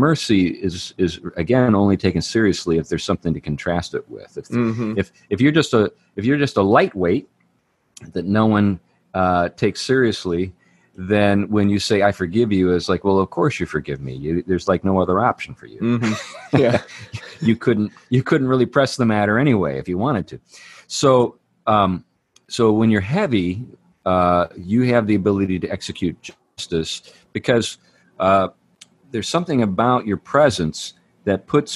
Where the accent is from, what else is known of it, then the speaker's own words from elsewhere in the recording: Western Pennsylvania, United States; I'm from Western Pennsylvania